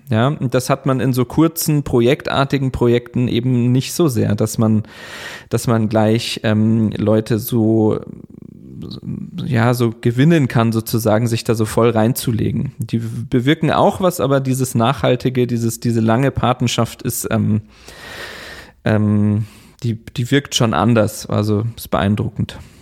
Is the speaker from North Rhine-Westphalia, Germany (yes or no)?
no; Chiemgau, Bavaria, Germany; moved away as an adult; also born or lived in Linz, Austria / Bremen; in dem Ort, wo ich aufgewachsen bin, im Chiemgau